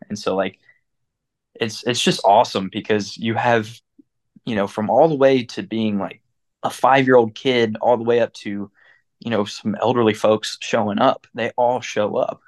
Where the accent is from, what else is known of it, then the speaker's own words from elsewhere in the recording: Clarksville, United States; growing up in Clarksville, being around a very competitive sports